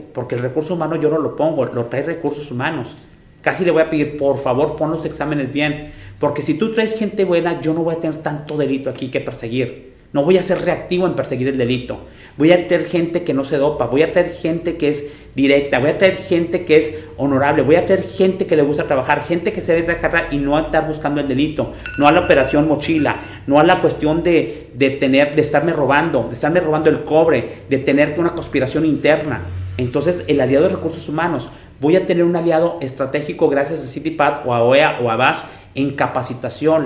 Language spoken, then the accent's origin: Spanish; Monterrey, Nuevo León, Mexico; Los que somos de Monterrey